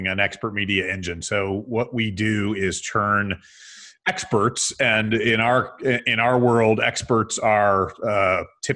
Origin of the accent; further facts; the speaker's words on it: Binghamton, New York, United States; moved away as an adult; also born or lived in San Francisco; in my hometown of Binghamton, New York